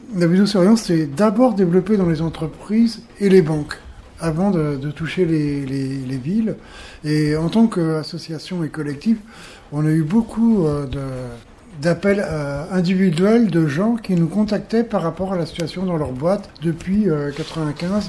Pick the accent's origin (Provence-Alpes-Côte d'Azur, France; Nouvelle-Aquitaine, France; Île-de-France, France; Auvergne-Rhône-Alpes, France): Île-de-France, France; Paris; je viens de Paris